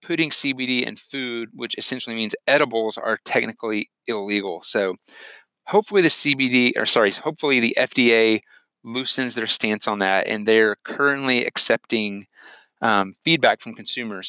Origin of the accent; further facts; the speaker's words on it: Texas, United States; Texas, you know, my home state